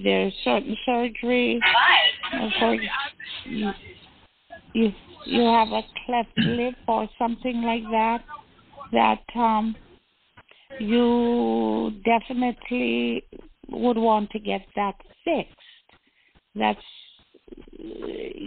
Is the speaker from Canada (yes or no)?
no; Jamaica; I am Jamaican